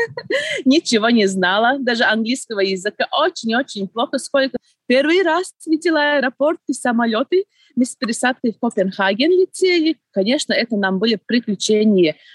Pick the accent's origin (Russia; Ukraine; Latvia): Latvia; Preiļi, Preiļi Municipality; moved away as an adult; Я родилась в Прейле, э, училась, жила и вернулась тоже в Прейле. Я уехала очень-очень давно, еще э, в студенческие времена, в 1999 году.